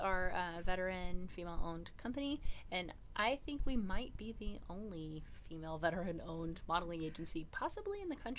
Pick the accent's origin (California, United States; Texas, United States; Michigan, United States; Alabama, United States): Texas, United States; also born or lived in Utah / Washington; So I was born and raised in Texas. Moved around quite a bit in Texas. I'm an Army brat